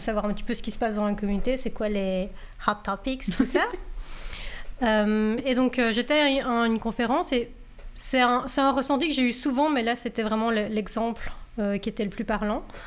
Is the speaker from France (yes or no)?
no; Belgium; accent: French; moved away as an adult; now in Canada; je viens de Belgique et je suis arrivée au Canada il il y a six ans